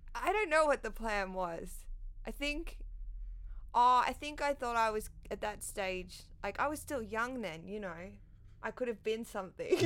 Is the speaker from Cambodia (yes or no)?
no; Sydney, New South Wales, Australia; also born or lived in Canberra; I grew up, like, in the North Shore in Sydney